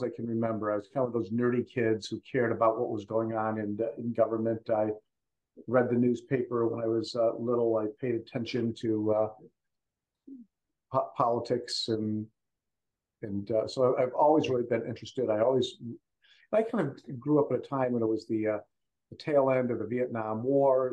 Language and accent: English; Macomb County, Michigan, United States; moved away as an adult; now in California, United States; my hometown county of Macomb County, Michigan.